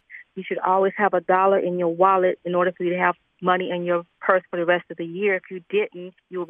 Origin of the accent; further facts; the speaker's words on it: the South, United States; I'm also from the South, and I'm very country as well.